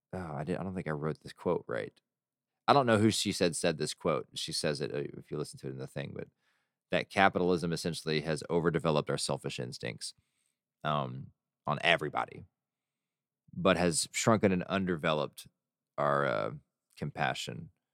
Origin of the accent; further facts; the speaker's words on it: Texas, United States; as a Texan